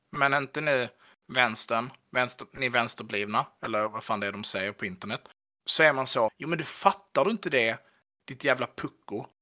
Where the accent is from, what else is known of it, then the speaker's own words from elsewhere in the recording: Skåne, Sweden; jag skulle säga som skåning